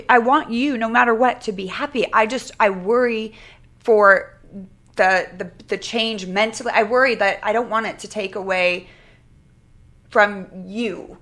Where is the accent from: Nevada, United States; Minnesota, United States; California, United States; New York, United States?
California, United States; Sacramento; I grew up in Sacramento